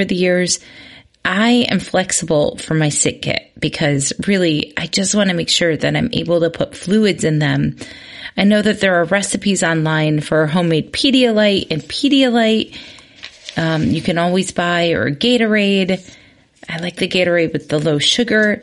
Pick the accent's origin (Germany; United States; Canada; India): United States; Midwest; growing up in the Midwest